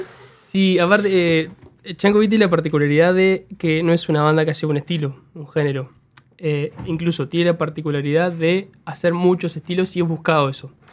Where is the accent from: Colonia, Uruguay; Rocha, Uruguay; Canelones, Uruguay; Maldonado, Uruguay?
Colonia, Uruguay; Juan Lacaze; moved away; also born or lived in Montevideo; Somos tres de Juan Lacase